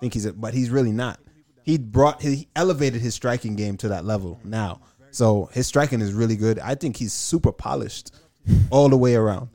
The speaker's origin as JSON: {"language": "English", "country": "United States", "said": "I'm from America"}